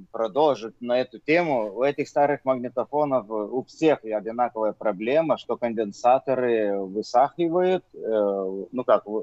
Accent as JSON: {"language": "Russian", "town": "Vilnius", "region": "Vilnius County", "country": "Lithuania", "said": "Я диджей из Вильнюса, из э, Литвы."}